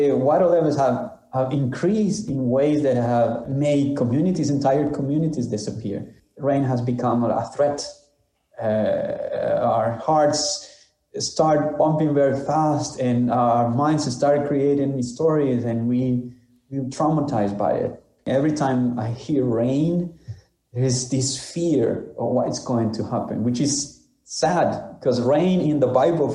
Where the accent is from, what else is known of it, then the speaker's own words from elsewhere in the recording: Honduras; I'm from Honduras, Central America